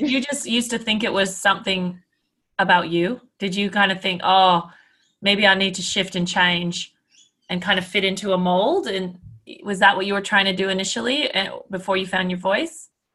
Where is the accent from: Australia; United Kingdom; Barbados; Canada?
Canada; I'm Canadian.